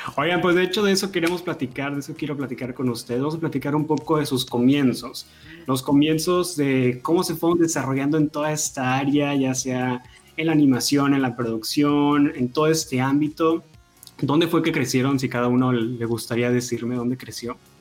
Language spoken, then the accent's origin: Spanish; Tamaulipas, Mexico; yo soy de Tamaulipas